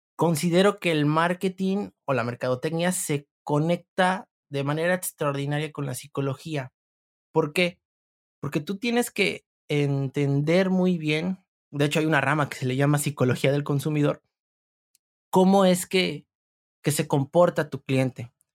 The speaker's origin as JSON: {"language": "Spanish", "region": "Veracruz", "country": "Mexico", "said": "yo soy del estado de Veracruz"}